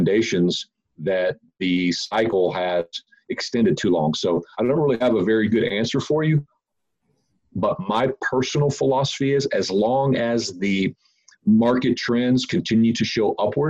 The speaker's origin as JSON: {"language": "English", "town": "Fort Worth", "region": "Texas", "country": "United States", "said": "I'm from Fort Worth, Texas"}